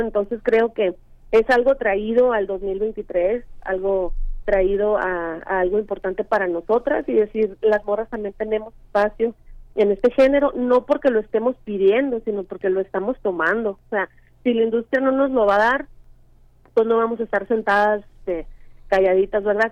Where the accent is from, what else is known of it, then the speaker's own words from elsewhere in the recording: Sonora, Mexico; yo crecí en Sonora